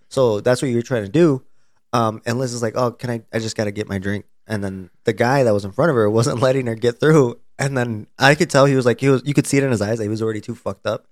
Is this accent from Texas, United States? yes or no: yes; Plano, Texas, United States; not my hometown, the school I went to, the place I went to high school